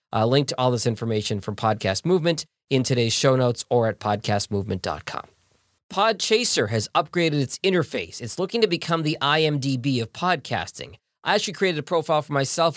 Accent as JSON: {"language": "English", "town": "Boston", "region": "Massachusetts", "country": "United States", "tie": "born or raised there", "said": "I'm wearing my hometown Boston Bruins throwback Cam Neely jersey"}